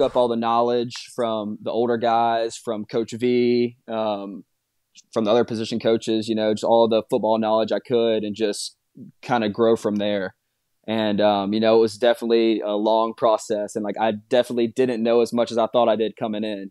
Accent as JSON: {"language": "English", "town": "Birmingham", "region": "Alabama", "country": "United States", "moved": "as an adult", "said": "I'm from Birmingham. Dad played at Alabama."}